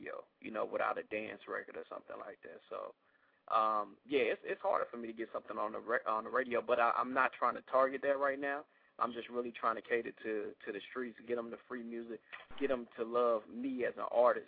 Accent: St. Louis, Missouri, United States; I'm from St. Louis, Missouri

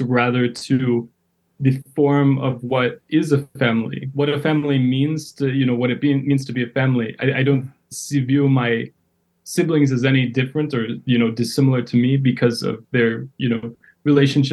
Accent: Madison, Wisconsin, United States; moved away as an adult; also born or lived in Yekaterinburg, Russia / Washington, D.C. area; now in Chicago, United States; I grew up in a predominantly white community in Madison, Wisconsin

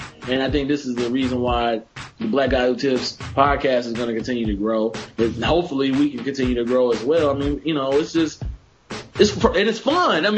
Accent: Oklahoma, United States; born and raised in Oklahoma.

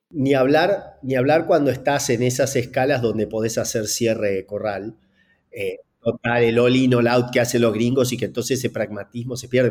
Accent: Gualeguaychú, Entre Ríos, Argentina; es nacido en Gualeguaychú como yo

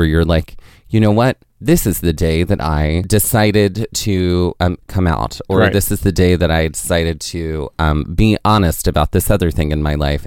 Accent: Mississippi, United States; moved away; also born or lived in Northeast United States; when I grew up in Mississippi

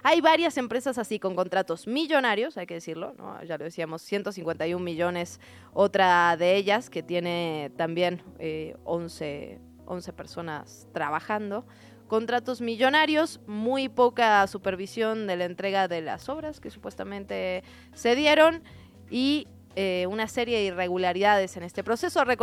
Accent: Mexico City, Mexico; todos somos chilangos y chilangas y chilangues.

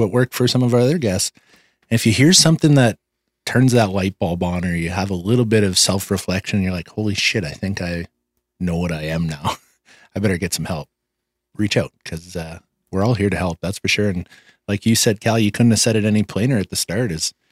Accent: Canada; We used to leave my hometown. We'd be driving to Saskatoon, so a three-hour drive

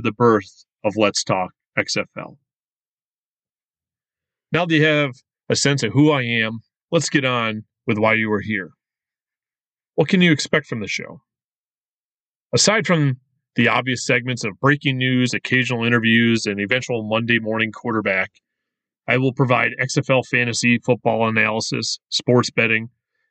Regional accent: Western New York, United States; I was born and raised in Western New York

